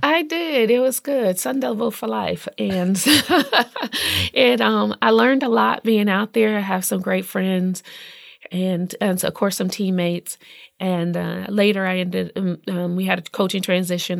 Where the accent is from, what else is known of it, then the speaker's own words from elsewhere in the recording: Indianapolis, Indiana, United States; I'm from Indianapolis